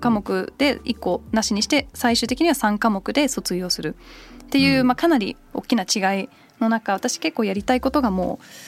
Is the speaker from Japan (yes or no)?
no; United Kingdom; 小1ぐらいの時にイギリスに移って